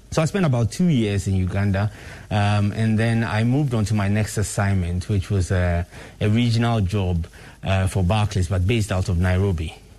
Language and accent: English; Ghana; I'm really one of those people who is very, very, very proud to be Ghanaian